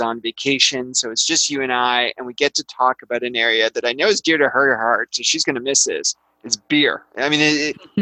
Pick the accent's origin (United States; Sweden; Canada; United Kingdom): Canada; I'm Canadian